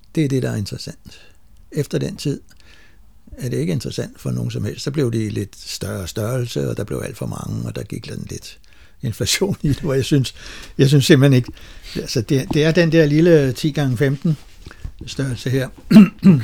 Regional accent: Lejre, Zealand, Denmark; now in Holbæk, Denmark; der, der var mit barndomshjem

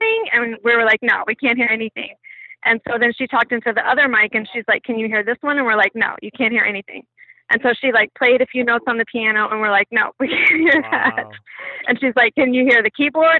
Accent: Austin, Texas, United States; I'm from Austin.

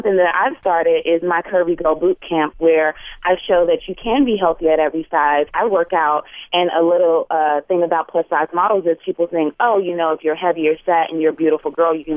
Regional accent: Virginia, United States; moved away; I'm originally from Virginia

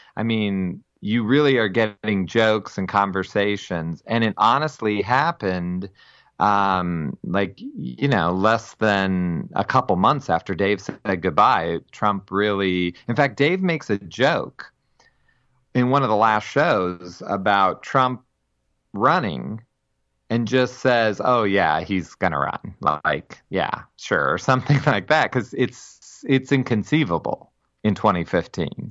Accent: Massillon, Ohio, United States; I am from Massillon, Ohio

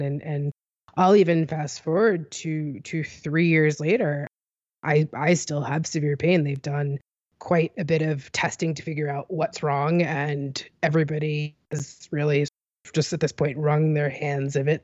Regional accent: United States; I'm an American.

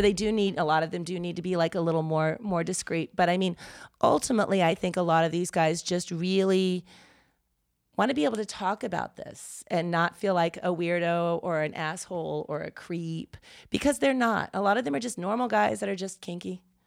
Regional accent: the South, United States; growing up in the South

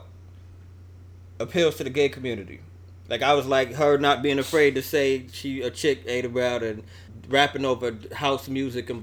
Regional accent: New York, United States; I'm from New York

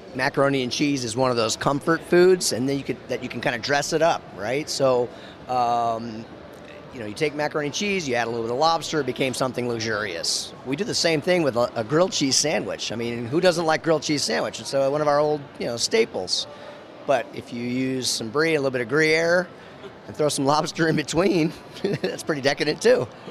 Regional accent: Maine, United States; moved away; I was, you know, born from Maine

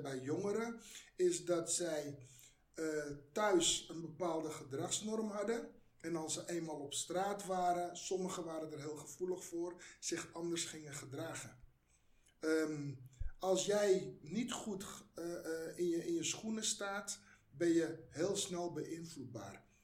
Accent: Netherlands; Ik ben van migranten komaf. Ik ben hier geboren.

